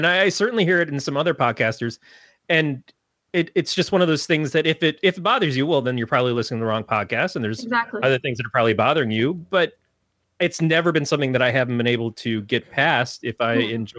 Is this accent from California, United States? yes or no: no; Michigan, United States; moved away; I'm from Michigan, and she was from Michigan, and she always thought I didn't sound like I was from Michigan. And I don't understand what I could have done to give me an accent for places that I did not live.